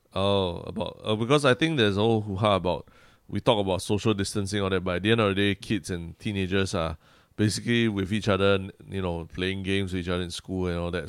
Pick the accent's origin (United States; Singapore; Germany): Singapore; being Singaporean